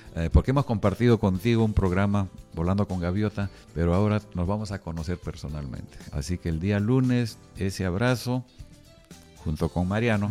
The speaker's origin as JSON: {"language": "Spanish", "country": "Peru", "said": "yo estoy haciendo como peruano"}